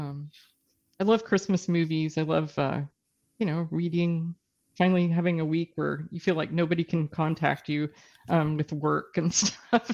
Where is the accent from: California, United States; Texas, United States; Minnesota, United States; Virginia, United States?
Texas, United States; now in British Columbia, Canada; I grew up in Texas